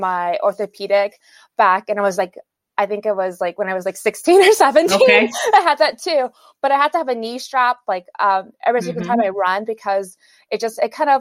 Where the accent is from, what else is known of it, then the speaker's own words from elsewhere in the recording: Houston, Texas, United States; I'm from Houston.